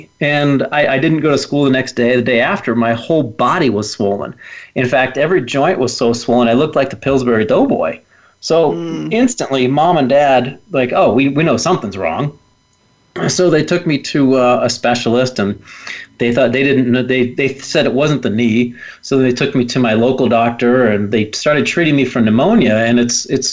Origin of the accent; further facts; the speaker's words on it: Willard, Ohio, United States; I was just a normal kid growing up in the Midwest in a little town called Willard, Ohio